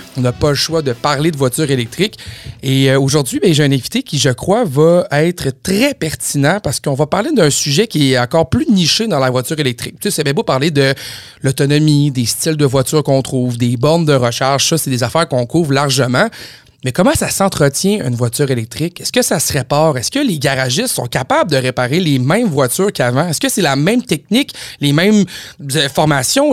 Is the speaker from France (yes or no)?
no; Saguenay, Quebec, Canada; moved away; je viens du Saguenay, j'ai travaillé longtemps au Saguenay